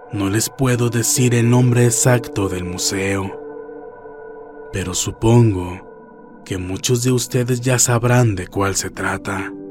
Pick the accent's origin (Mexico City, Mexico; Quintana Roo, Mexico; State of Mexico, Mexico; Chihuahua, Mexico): Mexico City, Mexico; Soy de la Ciudad de México antes Distrito Federal.